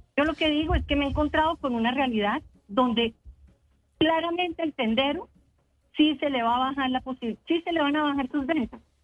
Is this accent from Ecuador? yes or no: no; Bogotá, Colombia; como bogotana recorriendo los barrios